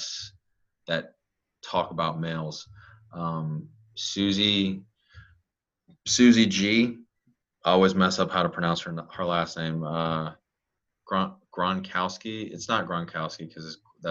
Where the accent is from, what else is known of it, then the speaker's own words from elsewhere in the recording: South Louisiana, United States; I'm in South Louisiana. I'm in Cajun country 101. Hell, I'm a Cajun.